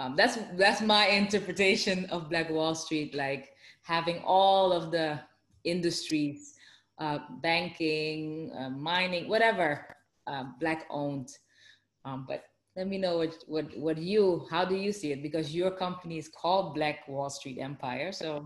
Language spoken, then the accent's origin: English; Amsterdam, North Holland, Netherlands; because I'm from Amsterdam, the Netherlands. Originally, my parents are from the Caribbean, Suriname, South America.